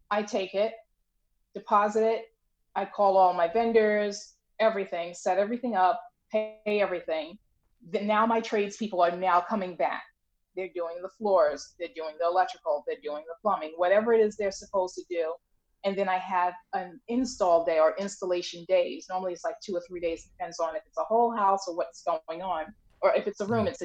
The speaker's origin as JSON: {"language": "English", "area": "Long Island", "region": "New York", "country": "United States", "moved": "yes", "lives_now": "New Jersey, United States", "said": "I'm in New Jersey and I'm initially from Long Island"}